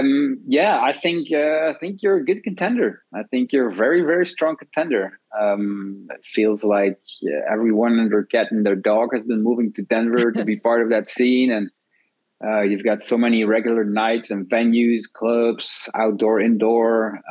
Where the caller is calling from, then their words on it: Antwerp, Flanders, Belgium; I'm in Antwerp, Belgium. And Belgium is in Europe and our capital is Brussels.